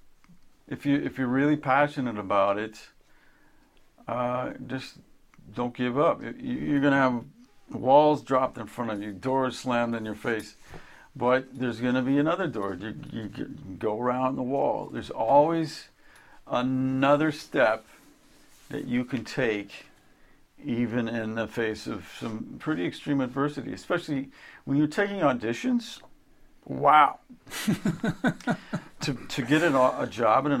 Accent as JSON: {"language": "English", "region": "Kansas", "country": "United States", "tie": "born or raised there", "moved": "yes", "said": "a kid growing up in Kansas"}